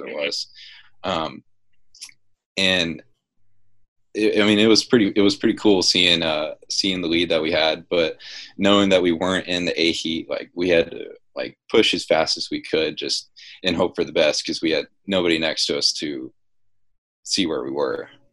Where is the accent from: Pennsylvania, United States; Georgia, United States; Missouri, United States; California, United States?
Georgia, United States; Dunwoody; I'm from Dunwoody